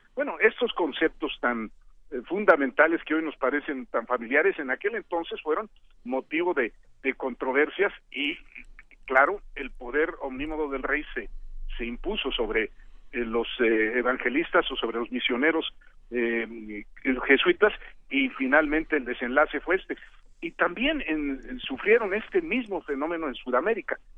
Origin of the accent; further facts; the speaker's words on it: Mexico; los mexicanos